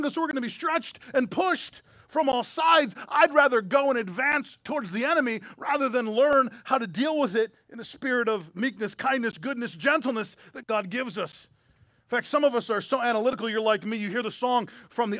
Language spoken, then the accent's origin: English; United States; as American citizens